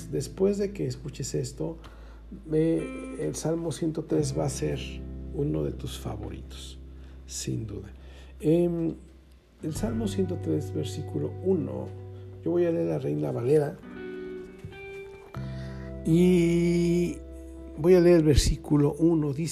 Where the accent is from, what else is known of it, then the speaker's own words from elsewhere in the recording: Mexico City, Mexico; now in Querétaro, Mexico; Entonces, eh, digo, en la Ciudad de Querétaro, perdón, y, nosotros venimos de la Ciudad de México.